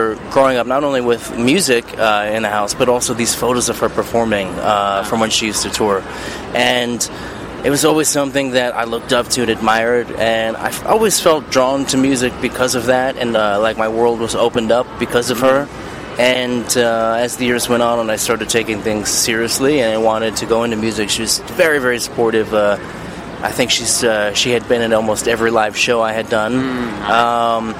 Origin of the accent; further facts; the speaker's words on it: New York City, New York, United States; moved away; born and raised in Bay Ridge, Brooklyn, which is South Brooklyn